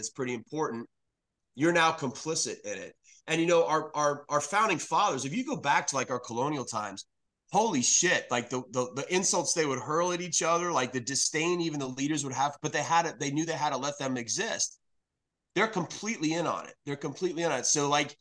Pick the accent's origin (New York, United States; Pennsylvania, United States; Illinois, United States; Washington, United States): New York, United States; New York City; now in North Carolina, United States; I'm originally from New York City.